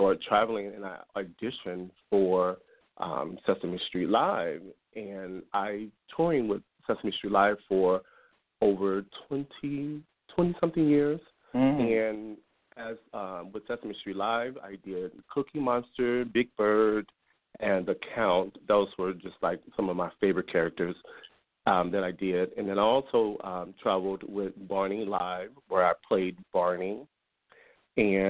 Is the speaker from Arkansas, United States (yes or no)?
no; St. Louis, Missouri, United States; I'm from St. Louis, Missouri. And that's where I grew up